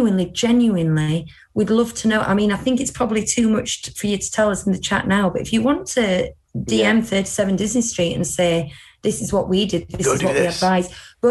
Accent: United Kingdom; as a British person

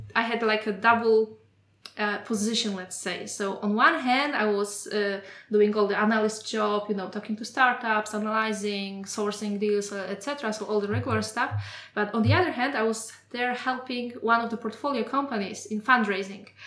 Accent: Poland; moved away as an adult; now in Germany; I'm coming from Poland and like the work environment eight years ago was completely different from what I experienced mm-hmm. here in mm-hmm. Germany

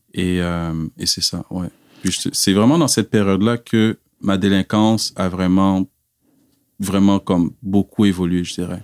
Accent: Quebec, Canada; born or raised there; also born or lived in Cameroon / Montreal / Laval / Abitibi-Témiscamingue

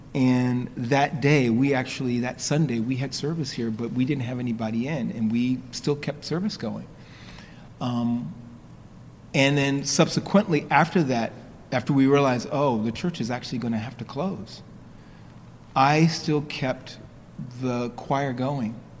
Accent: New York, United States; I grew up in New York, but my, my roots are in South Carolina. My parents are from South Carolina

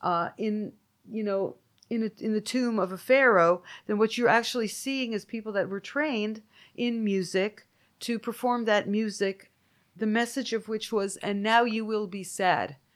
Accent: Toronto, Ontario, Canada; now in United States; my hometown community

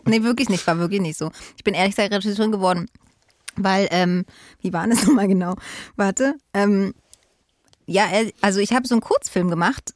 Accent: Berlin, Germany; bin Berlinerin, sogar Ostberlinerin

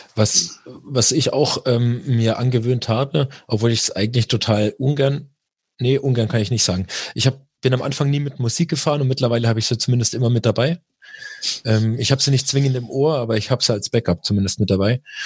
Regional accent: Germany; bei uns in Deutschland

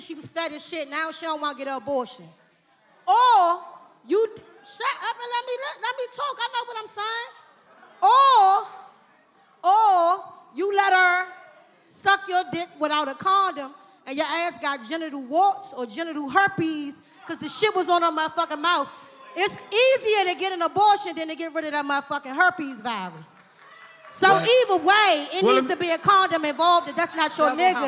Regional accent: Washington, District of Columbia, United States; I'm from D.C.

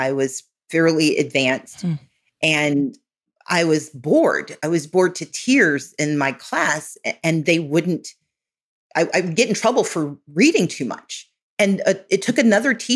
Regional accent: Mississippi, United States; moved away; also born or lived in Georgia; So where I grew up in Mississippi

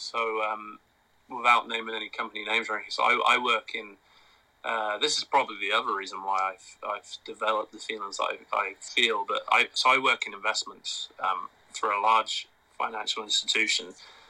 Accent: England, United Kingdom; now in United States; I love England, right? I'm English. I was there for 18 years.

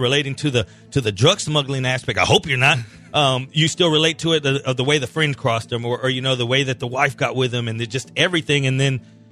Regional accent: Colombia; moved away; I'm from Colombia.

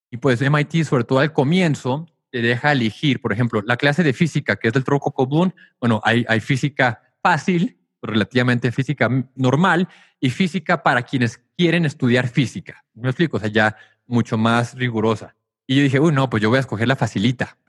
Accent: Tijuana, Baja California, Mexico; moved away as an adult; also born or lived in United States / New York; yo crecí en Tijuana hasta los 18 años que me fui a estudiar a Estados Unidos

